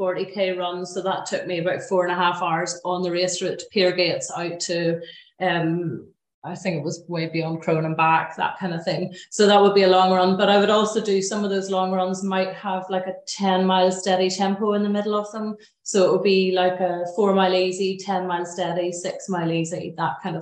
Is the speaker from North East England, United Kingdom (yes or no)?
no; Glenariff, Northern Ireland, United Kingdom; also born or lived in Belfast; I grew up in Glenarriff, beautiful place in the Glens of Antrim